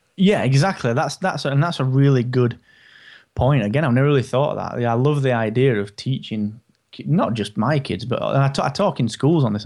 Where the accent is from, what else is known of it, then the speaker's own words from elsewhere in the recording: United Kingdom; I'm so British.